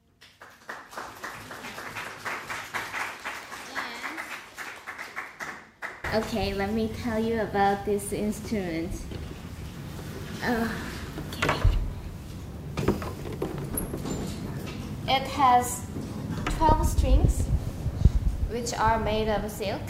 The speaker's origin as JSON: {"language": "English", "country": "South Korea", "said": "I'm from South Korea"}